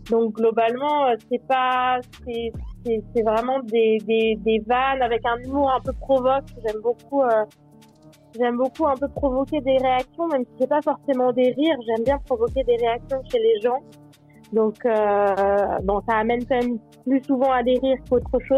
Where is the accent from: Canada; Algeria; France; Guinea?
France; Normandy; now in Switzerland; J'ai, euh, je, viens de Normandie de base.